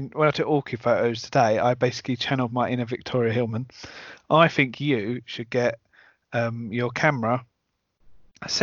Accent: Essex, East of England, United Kingdom; I'm from Essex

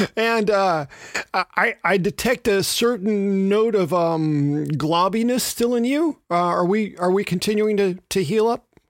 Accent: Memphis, Tennessee, United States; my hometown of Memphis

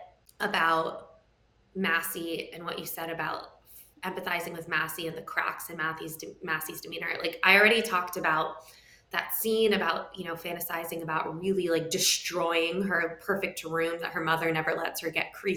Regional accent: New York City, New York, United States; I grew up in New York City, so not in Westchester

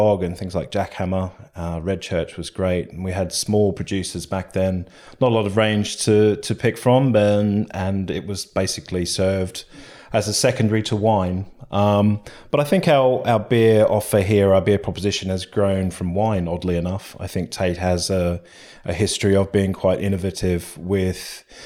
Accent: Australia; moved away as an adult; now in London, United Kingdom; I'm from Australia, so where beer is kind of pretty nondescript. And I came over here in my 20s

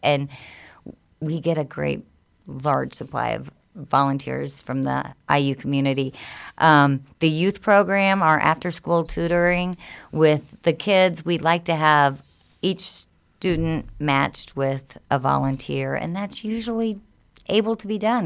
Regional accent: Spencer, Indiana, United States; also born or lived in Lafayette, Indiana; In Lafayette and then in Spencer, Indiana

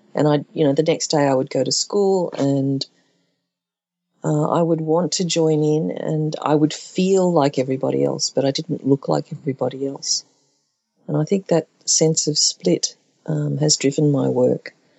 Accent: Brisbane, Queensland, Australia; I'm Chinese Australian and born at a time of white Australia policy

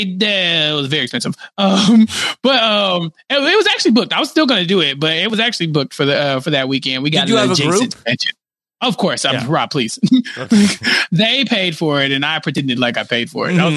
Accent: Texas, United States; As a Texan

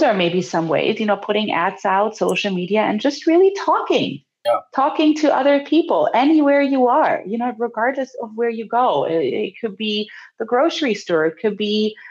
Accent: Germany; now in California, United States; I'm from Germany

